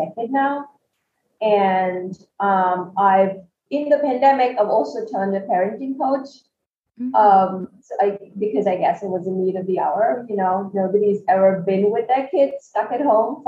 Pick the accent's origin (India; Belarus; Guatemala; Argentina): India; New Delhi, Delhi; moved away as an adult; also born or lived in Kerala, India / Bangalore, India; now in Malaysia; I'm born and brought up in India.